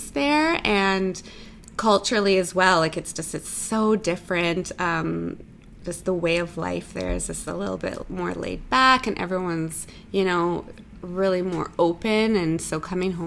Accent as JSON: {"language": "English", "town": "Vancouver", "region": "British Columbia", "country": "Canada", "tie": "born or raised there", "moved": "as an adult", "lives_now": "Toronto, Canada", "said": "I was born in Vancouver. So I'm a West Coast girl."}